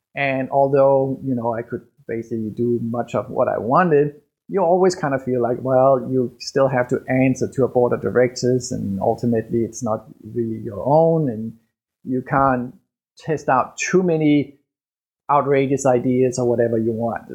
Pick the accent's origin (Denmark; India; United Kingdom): Denmark; English is a second language; moved away as an adult; I was born and raised in Denmark